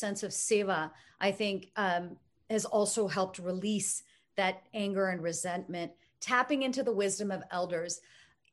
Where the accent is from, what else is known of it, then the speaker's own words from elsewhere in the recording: United States; being an American born and raised in the United States